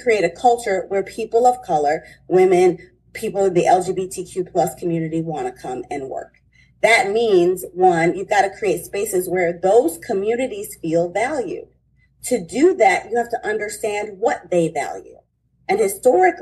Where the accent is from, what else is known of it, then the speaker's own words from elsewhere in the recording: Detroit, Michigan, United States; I'm from Detroit